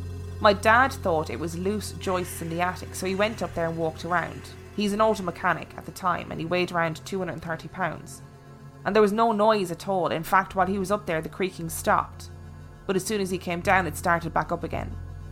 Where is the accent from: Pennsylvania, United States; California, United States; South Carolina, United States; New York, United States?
California, United States; I grew up in Southern California, pretty close to the beaches right outside LA.